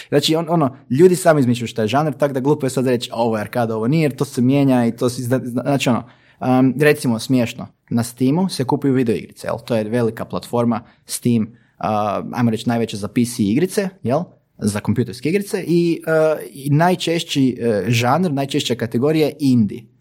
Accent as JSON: {"language": "Croatian", "town": "Bjelovar", "region": "Bjelovar-Bilogora County", "country": "Croatia", "said": "mi smo iz Bjelovara"}